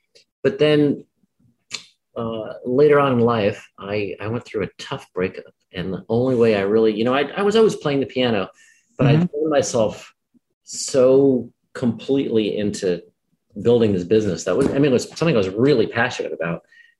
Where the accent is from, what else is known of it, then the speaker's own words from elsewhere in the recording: New Jersey, United States; I was. Both my parents were foreigners. My mom was a small town doctor from Brazil and my dad was Austrian.